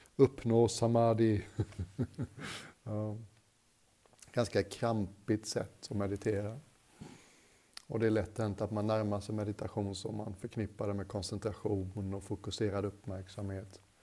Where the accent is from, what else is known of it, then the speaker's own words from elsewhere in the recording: Sweden; Jag är svensk